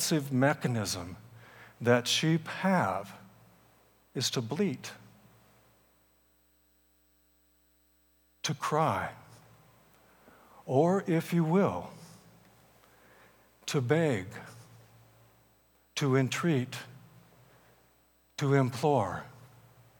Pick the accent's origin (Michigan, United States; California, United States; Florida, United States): California, United States; Salinas; I grew up in Salinas, California